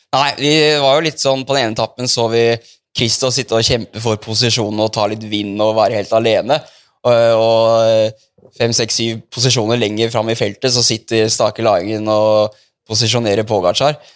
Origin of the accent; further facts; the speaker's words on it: Asker, Akershus, Norway; vi er nå fra Asker begge